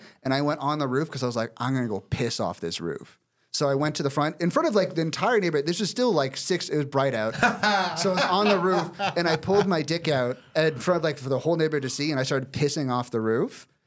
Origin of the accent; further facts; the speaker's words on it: Orangeville, Ontario, Canada; my hometown, Orangeville